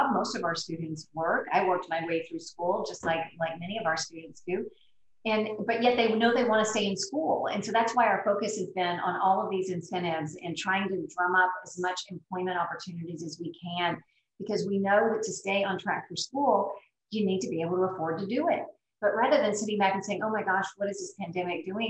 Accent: Brownsville, Texas, United States; I grew up in Brownsville, so I'm from the Valley.

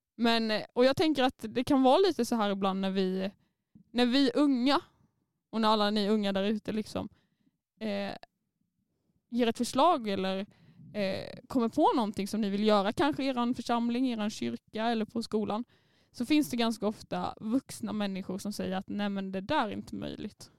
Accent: Småland, Sweden; accent: Småländska; jag är stolt över min småländska

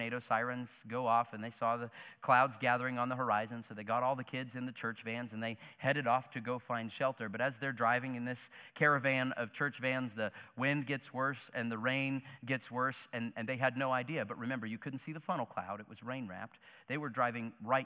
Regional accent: Joplin, Missouri, United States; my hometown of Joplin, Missouri

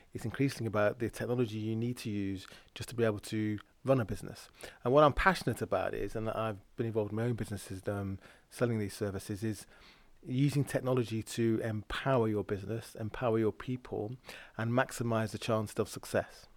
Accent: Lancashire, North West England, United Kingdom; I grew up in the Milltown, Lancashire

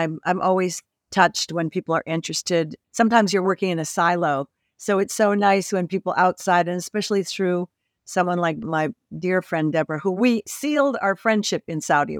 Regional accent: Canada; I grew up in Canada. I'm Canadian.

